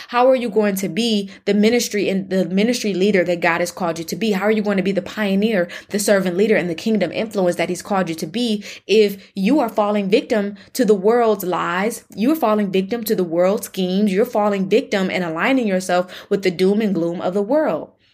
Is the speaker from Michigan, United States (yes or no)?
yes; Michigan, United States; now in Texas, United States; in Michigan, my home state